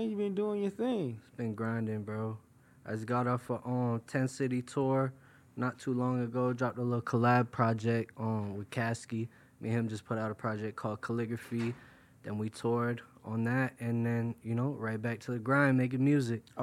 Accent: New York, United States; also born or lived in Florida; I'm from originally. I'm from New York. Um, right now I live in Florida. Um, my parents they they got divorced when I was real young, so it kind of shifted me between the two states.

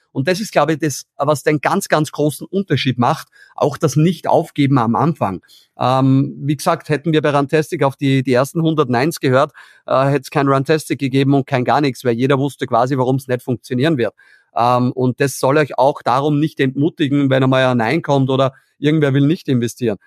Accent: Austria; bei uns in Österreich

